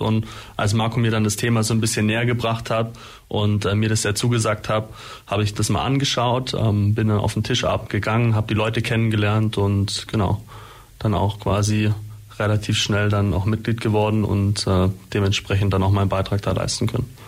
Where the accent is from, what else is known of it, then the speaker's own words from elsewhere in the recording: Holzheim, Germany; in meinem Heimatdorf beispielsweise Holzheim